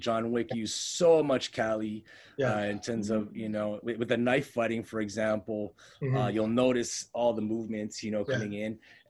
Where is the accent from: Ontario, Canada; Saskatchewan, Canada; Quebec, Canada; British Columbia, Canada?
Quebec, Canada; Montreal; Okay, so I could say growing up, I grew up Filipino, but somewhere along the way, I lost touch with it.